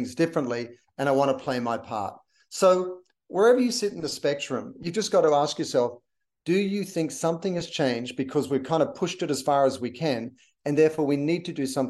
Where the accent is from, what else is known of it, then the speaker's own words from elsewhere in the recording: Australia; now in Los Angeles, United States; I'm an Australian.